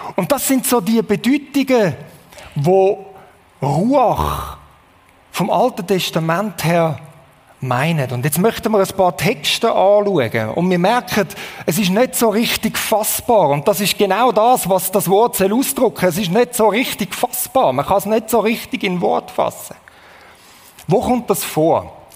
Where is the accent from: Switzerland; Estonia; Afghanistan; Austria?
Switzerland; als Schweizer